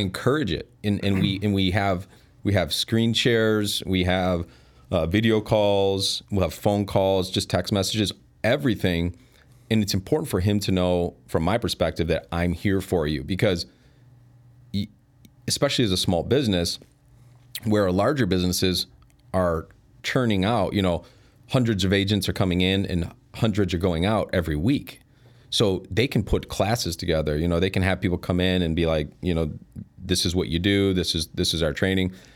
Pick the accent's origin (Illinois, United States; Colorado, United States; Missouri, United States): Illinois, United States; Elgin; I was born and raised in Elgin. Yeah, moved away for a little bit. But, um, yeah, mostly been there my whole life.